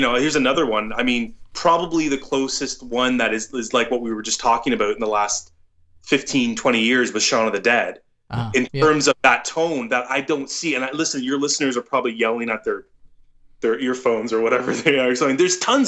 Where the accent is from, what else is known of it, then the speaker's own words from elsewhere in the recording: Toronto, Ontario, Canada; I'm from Toronto